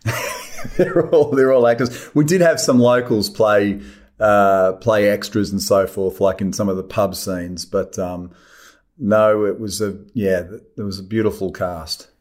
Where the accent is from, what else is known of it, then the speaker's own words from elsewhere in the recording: Australia; I love being Australian.